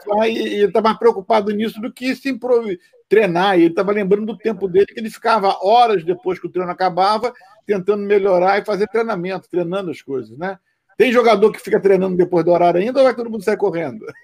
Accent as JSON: {"language": "Portuguese", "country": "Brazil", "moved": "yes", "lives_now": "United States", "said": "eu sou brasileiro"}